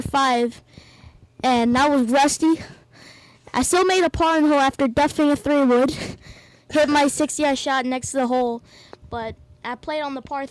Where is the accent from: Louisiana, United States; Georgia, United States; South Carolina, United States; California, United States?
Georgia, United States; Evans; I'm from Evans, Georgia